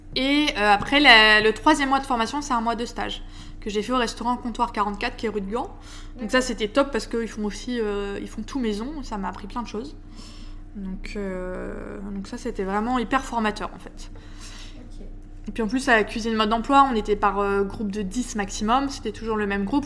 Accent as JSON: {"language": "French", "town": "Lille", "region": "Hauts-de-France", "country": "France", "also_born_or_lived": "Paris", "moved": "as an adult", "said": "je suis lilloise d'origine"}